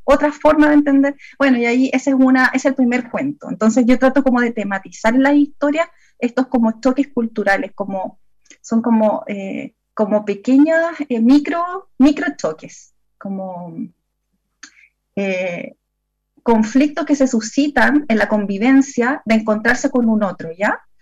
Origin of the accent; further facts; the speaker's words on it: Santiago, Santiago Metropolitan Region, Chile; now in southern Chile; originalmente eh, yo viví y crecí en Santiago, en la comuna de La Florida